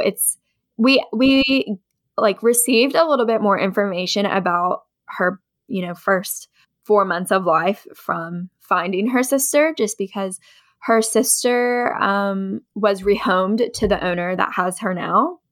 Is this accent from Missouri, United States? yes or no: no; Ashland, Kentucky, United States; moved away as an adult; also born or lived in West Virginia; now in Lexington, United States; I was raised in Eastern Kentucky in a town called Ashland